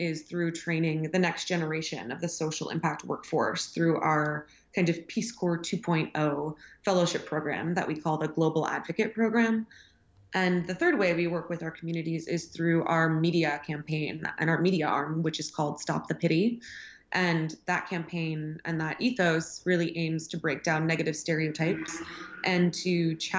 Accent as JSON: {"language": "English", "town": "Houston", "region": "Texas", "country": "United States", "tie": "born or raised there", "also_born_or_lived": "Dakar, Senegal", "said": "I'd come from a background growing up in Houston, Texas, in a pretty conservative"}